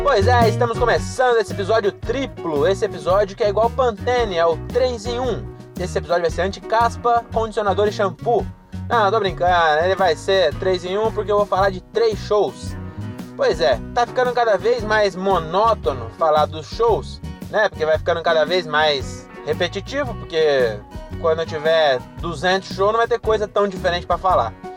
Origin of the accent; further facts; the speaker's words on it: Francisco Morato, São Paulo, Brazil; Eu vim de Morato